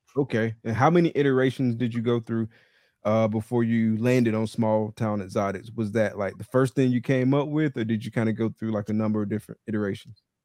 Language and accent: English; Valdosta, Georgia, United States; now in Gainesville, United States; I live in Gainesville, Florida right now, and I'm from Valdosta, Georgia